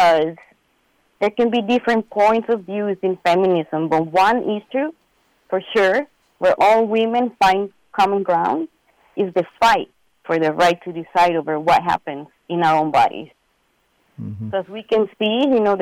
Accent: El Salvador; now in United States; I'm a woman from El Salvador living in the U.S.

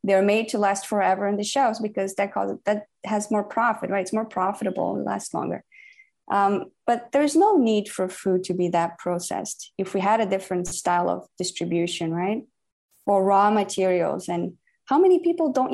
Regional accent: Brazil; I'm from Brazil

